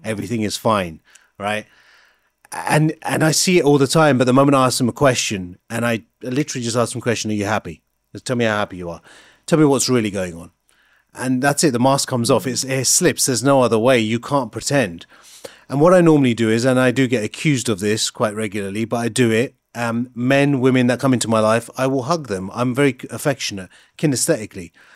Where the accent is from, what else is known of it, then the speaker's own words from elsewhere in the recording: High Wycombe, South East England, United Kingdom; the culture I was brought up in, in High Wycombe